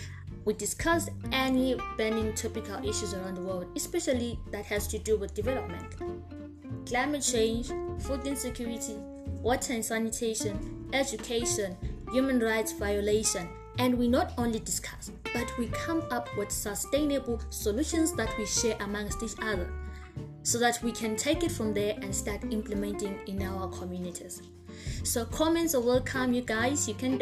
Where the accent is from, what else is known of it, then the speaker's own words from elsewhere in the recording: Zimbabwe; I'm from Zimbabwe